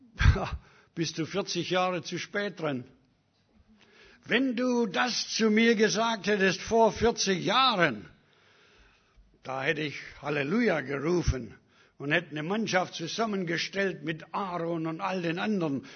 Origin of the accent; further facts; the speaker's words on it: Germany; moved away; also born or lived in Africa; Ich bin Deutscher.